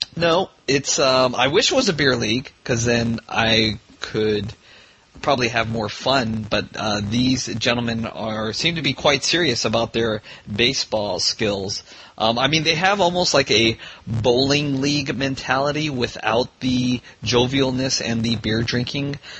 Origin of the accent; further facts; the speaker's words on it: Vietnam; moved away; I was born in Vietnam